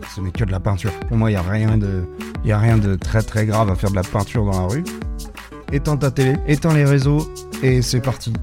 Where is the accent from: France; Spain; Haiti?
France; Rezé, Pays de la Loire; now in Nantes, France; j'ai grandi à Rosé au niveau de la Blordière